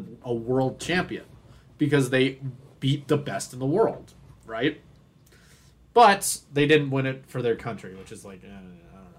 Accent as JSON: {"language": "English", "country": "Canada", "said": "I'm Canadian"}